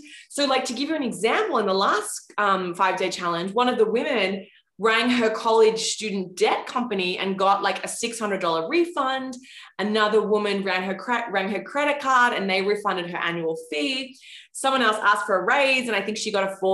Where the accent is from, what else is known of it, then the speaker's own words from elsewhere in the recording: Australia; now in New York City, United States; I live in New York City now, but I grew up in Australia and I actually did grow up with kangaroos in my backyard